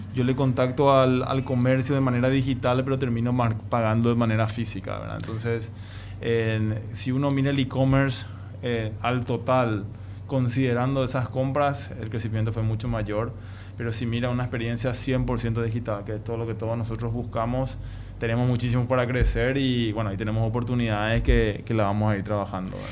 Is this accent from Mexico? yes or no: no; Paraguay